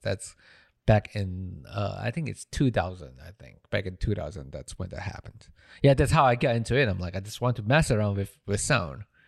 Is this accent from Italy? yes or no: no; Malaysia; moved away as an adult; I'm from Malaysia